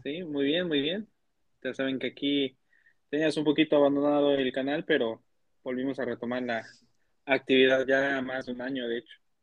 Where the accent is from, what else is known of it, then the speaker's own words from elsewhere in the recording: State of Mexico, Mexico; yo soy de Estado de México